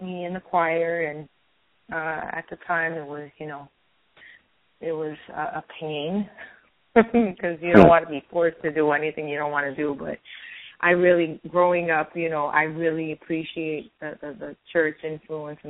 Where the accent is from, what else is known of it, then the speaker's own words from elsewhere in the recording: Montreal, Quebec, Canada; also born or lived in Florida; now in Los Angeles, United States; Originally born and raised in Montreal. I lived in Florida for a long while, and now we've been living in L.A. for 7 years